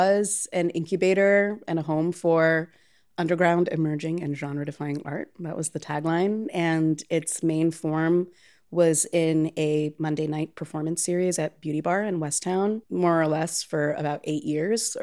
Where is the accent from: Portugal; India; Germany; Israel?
India; Chennai, Tamil Nadu; now in Chicago, United States; I grew up in Chennai, which is a Tamil-speaking city in the state directly south of the state that my family is kind of historically from.